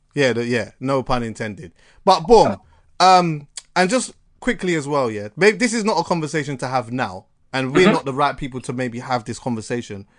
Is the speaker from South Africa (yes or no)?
no; Jamaica; as a Jamaican